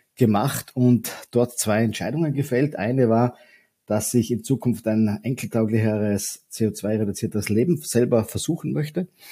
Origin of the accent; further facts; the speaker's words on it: Vorarlberg, Austria; moved away as an adult; now in Vienna, Austria; Ich bin ursprünglich auch äh, Vorarlberger, komme aus dem wilden Westen Österreichs und lebe aber schon mein halbes Leben mittlerweile in Wien